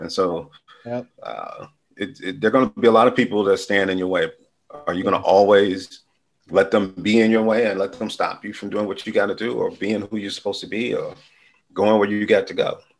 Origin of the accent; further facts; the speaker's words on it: Chicago, Illinois, United States; growing up as a youth on the west side of Chicago was cool because it was families